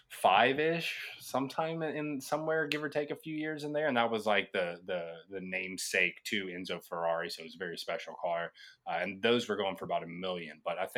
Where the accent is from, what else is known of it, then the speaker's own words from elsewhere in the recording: Kentucky, United States; now in South Florida, United States; growing up in Kentucky